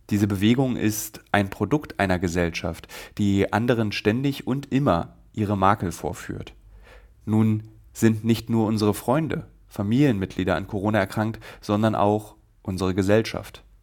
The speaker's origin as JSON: {"language": "German", "region": "Berlin", "country": "Germany", "said": "beziehungsweise Sonnabend, wie ich sage, als Berliner."}